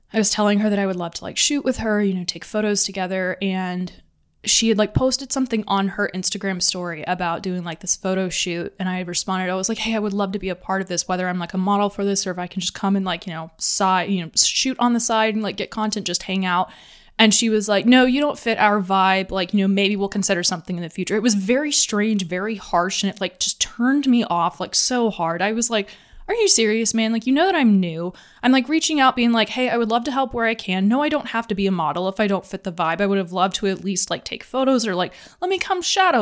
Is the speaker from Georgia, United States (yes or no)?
yes; Atlanta, Georgia, United States; moved away; I grew up in Atlanta